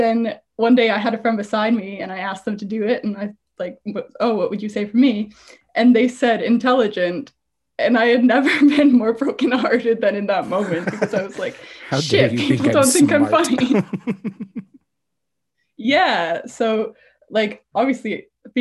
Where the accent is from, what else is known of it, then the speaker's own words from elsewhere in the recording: Canada; also born or lived in Ontario, near Toronto (lives); I'm from Canada. If you want to go smaller, I live in Ontario and near Toronto.